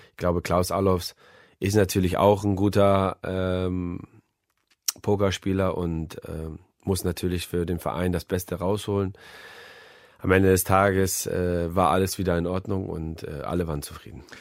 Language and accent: German; Hamburg, Germany; denn ich bin Hamburger und er wäre bei uns herzlich willkommen.